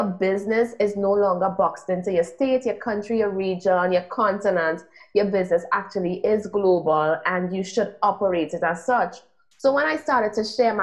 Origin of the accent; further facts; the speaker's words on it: Trinidad & Tobago; also born or lived in United States; I'm from Trinidad and Tobago, which is a small island in the Caribbean.